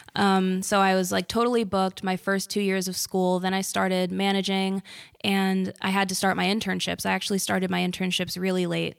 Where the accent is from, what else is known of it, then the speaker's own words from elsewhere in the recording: Bloomfield, New Jersey, United States; I'm from Bloomfield.